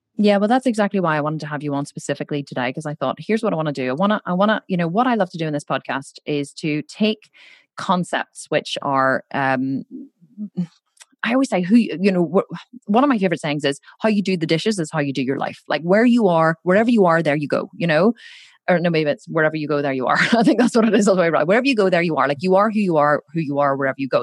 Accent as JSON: {"language": "English", "town": "Belfast", "region": "Northern Ireland", "country": "United Kingdom", "said": "I'm actually from Belfast up in the north of Ireland"}